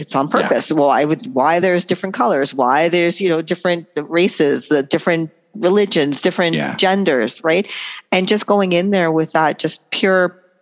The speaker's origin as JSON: {"language": "English", "town": "Toronto", "region": "Ontario", "country": "Canada", "tie": "born or raised there", "also_born_or_lived": "Trinidad", "said": "Born Canadian, grew up here, and then I would travel back every summer, and I lived in Trinidad for 2 years"}